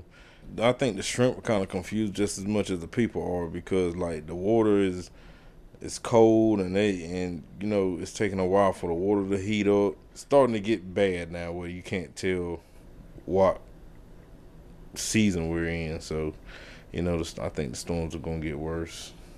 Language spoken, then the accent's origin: English; South River, Merrimon, North Carolina, United States; I'm 41 years old. I'm from South River, Merriman. I'm a commercial fisherman